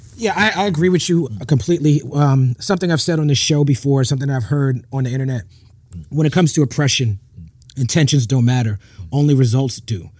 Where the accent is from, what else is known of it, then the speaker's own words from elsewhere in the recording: New York City, New York, United States; I grew up in Brooklyn